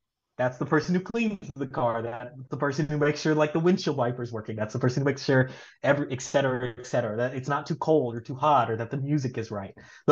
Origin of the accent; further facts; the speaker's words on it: Little Rock, Arkansas, United States; moved away as an adult; also born or lived in Tulsa, Oklahoma / Pennsylvania / Florida; now in Oakland, United States; I grew up in Little Rock, Arkansas.